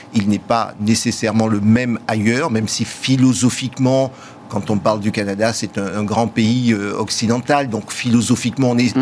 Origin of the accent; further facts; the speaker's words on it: France; nous avons en tant que Français